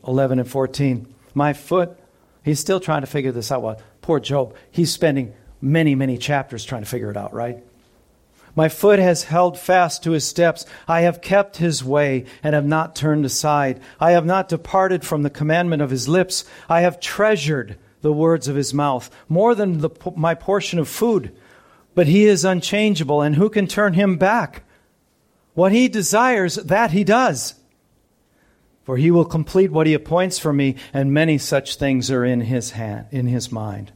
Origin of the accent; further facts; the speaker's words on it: United States; I'm an American